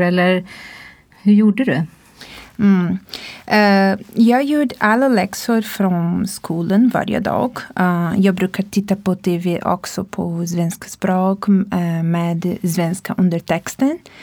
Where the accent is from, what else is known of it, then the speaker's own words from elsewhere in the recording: Brazil; Swedish is a second language; moved away as an adult; now in Sweden; jag kommer från Brasilien.